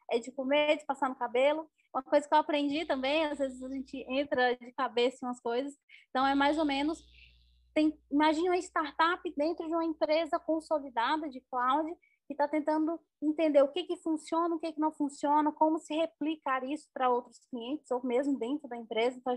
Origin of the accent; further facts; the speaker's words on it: Northeast Region, Brazil; sou nordestina, muito orgulhosa de onde eu vim, de onde eu estou.